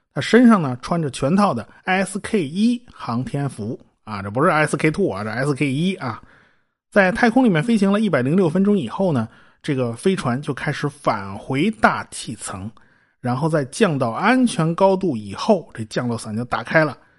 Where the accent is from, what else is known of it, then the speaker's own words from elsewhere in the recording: China; 我们中国人也能把导弹给你搞出来